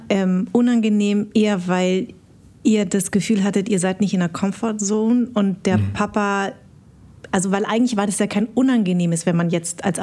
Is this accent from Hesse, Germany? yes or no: yes; Darmstadt, Hesse, Germany; born there; Ja, ich bin in Darmstadt geboren.